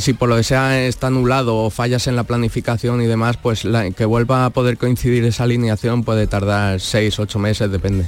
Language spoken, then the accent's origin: Spanish; Alicante, Valencian Community, Spain; moved away as an adult; now in Morón de la Frontera, Spain; yo vengo de yo soy de Alicante